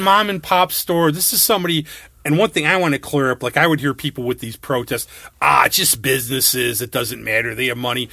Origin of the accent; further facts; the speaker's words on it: New York, United States; I was from New York